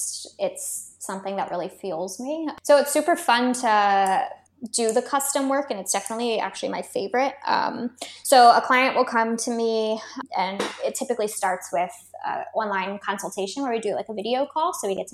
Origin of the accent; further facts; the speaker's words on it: California, United States; now in Australia; we are based in Australia, but we're more so from California